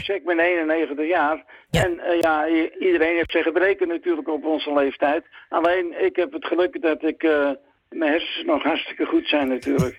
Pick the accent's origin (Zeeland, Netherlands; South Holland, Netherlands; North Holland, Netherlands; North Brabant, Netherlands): North Holland, Netherlands; Zwanenburg; moved away as an adult; now in Rucphen, Netherlands; Ik ben geboren op Zwanenburg